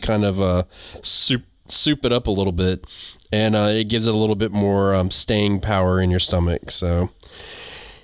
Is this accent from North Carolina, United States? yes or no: yes; North Carolina, United States; also born or lived in New England; I'm from North Carolina